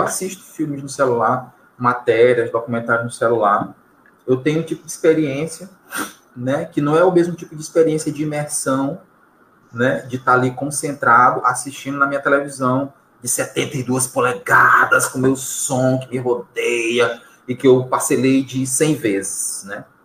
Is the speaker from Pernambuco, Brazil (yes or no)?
no; São Luís, Maranhão, Brazil; nosso cotidiano enquanto maranhense. Vou colocar só como maranhense, tá? Ou como ludovicense